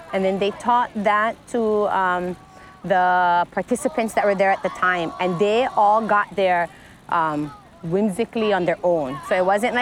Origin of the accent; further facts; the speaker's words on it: King's Landing, Hawaii, United States; all my childhood friends that I grew up in King's Landing